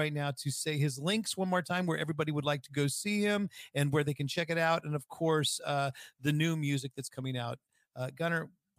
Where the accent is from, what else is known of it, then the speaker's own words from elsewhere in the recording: California, United States; I grew up in the Bay Area, so the Raiders are my team.